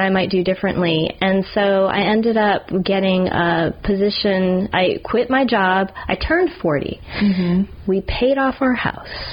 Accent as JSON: {"language": "English", "region": "New Jersey", "country": "United States", "tie": "born or raised there", "also_born_or_lived": "Alabama", "moved": "as an adult", "lives_now": "New Orleans, United States", "said": "moving away from where I grew up in New Jersey all the way to Alabama"}